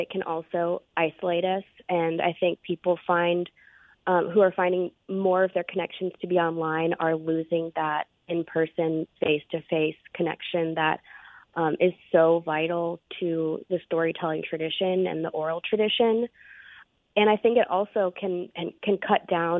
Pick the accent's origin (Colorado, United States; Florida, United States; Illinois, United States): Colorado, United States; now in Mississippi, United States; I'm from Colorado originally.